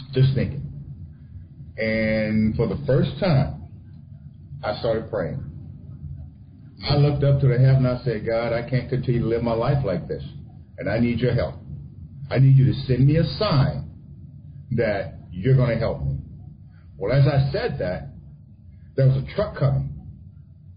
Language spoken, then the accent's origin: English; South Louisiana, United States; I didn't grow up in Mississippi. My family did. I grew up in Louisiana